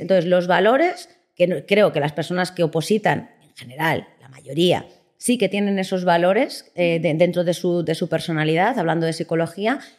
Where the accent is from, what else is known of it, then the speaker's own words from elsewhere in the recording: Salamanca, Castile and León, Spain; moved away as an adult; also born or lived in Las Palmas de Gran Canaria; now in Madrid, Spain; me vine para Madrid, que yo soy de Salamanca